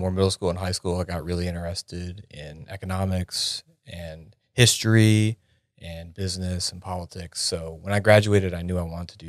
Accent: York, Pennsylvania, United States; I'm originally from Pennsylvania. I grew up in a small town called York, Pennsylvania.

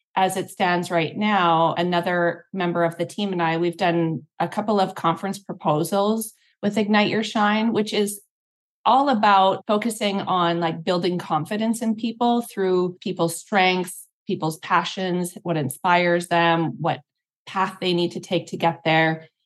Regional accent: Canada; also born or lived in Singapore; now in Hawaii, United States; I'm Canadian, but we're both international movers

